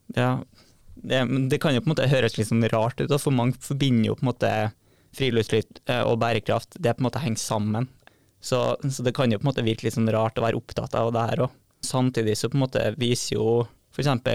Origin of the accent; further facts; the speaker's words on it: Trondheim, Trøndelag, Norway; moved away as an adult; now in Bodø, Norway; er 26 år og kommer fra Trondheim